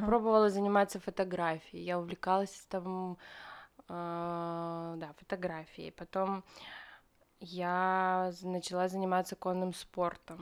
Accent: Krasnoyarsk, Krasnoyarsk Krai, Russia; moved away as an adult; now in Moscow, Russia; Я родилась в Красноярске

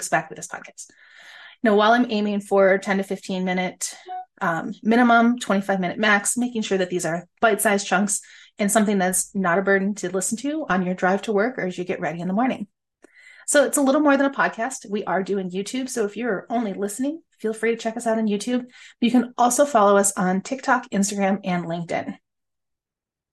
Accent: upstate New York, United States; I am an upstate girl. I was born and raised in New York

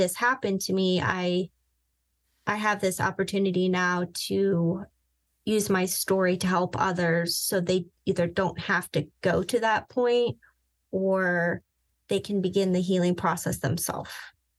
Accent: Vienna, Virginia, United States; also born or lived in Southern California; I grew up in Southern California for half my life, and the other half, I would say, I grew up in Northern Virginia. Vienna, to be specific.

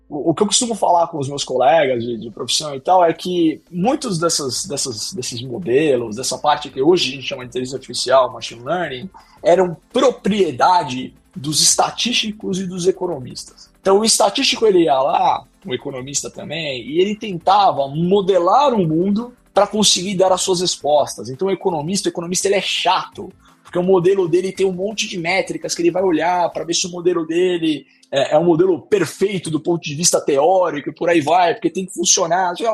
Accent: São Paulo, Brazil; eu sou originalmente da Moca, em São Paulo

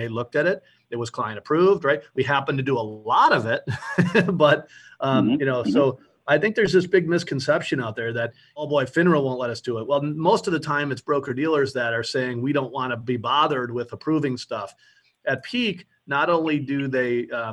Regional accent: Buffalo, New York, United States; also born or lived in South Florida; I'm from Buffalo, New York.

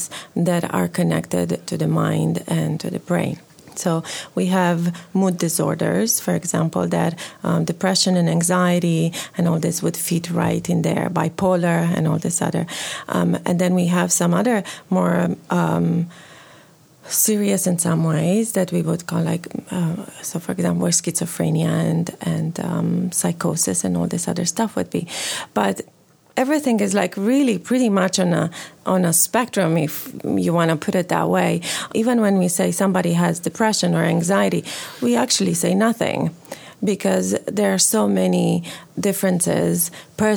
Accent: Romania; born or raised there; moved away as an adult; now in Canada

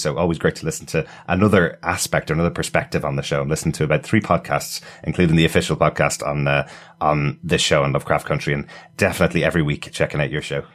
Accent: Ireland; being Irish people

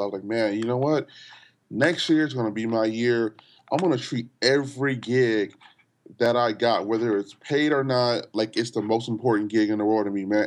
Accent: Los Angeles, California, United States; I grew up in L

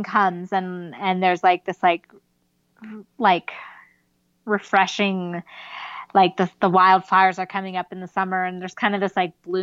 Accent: Southern California, United States; now in Mammoth Lakes, United States; I grew up in Southern California

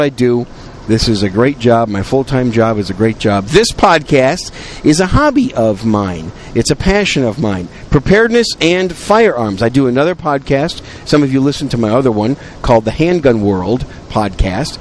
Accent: Wisconsin, United States; also born or lived in New York City; now in San Antonio, United States; I was born in New York City, raised in Wisconsin. I call Wisconsin home. I'm a cheesehead

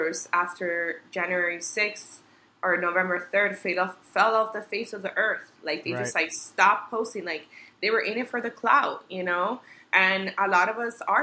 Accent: Colombia; now in Miami, United States; I'm an immigrant, I'm a Latina, I was born in Colombia, I love my home country

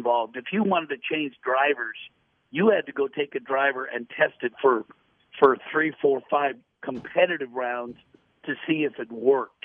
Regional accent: Portland, Oregon, United States; I grew up in Portland, Oregon

